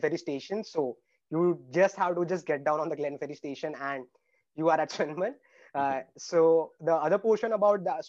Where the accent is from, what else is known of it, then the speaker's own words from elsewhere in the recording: India; moved away as an adult; now in Australia; in India, I actually had 13 backlogs before in engineering.